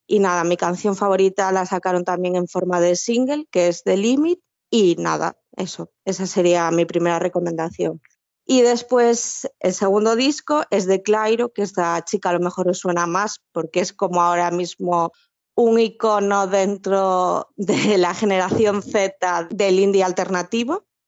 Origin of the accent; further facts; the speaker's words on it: Galicia, Spain; las dos que somos gallegas en el grupo